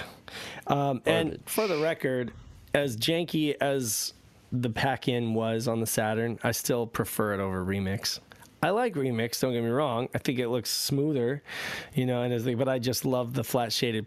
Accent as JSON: {"language": "English", "country": "United States", "said": "we are all from the United States"}